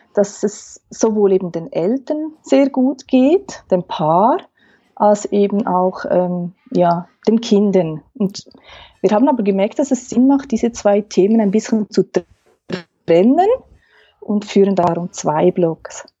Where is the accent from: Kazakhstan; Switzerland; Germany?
Switzerland; accent: Swiss German; first language Swiss German; German is a second language; Man hört es vielleicht am Dialekt. Ich ähm, spreche Schweizerdeutsch, Hochdeutsch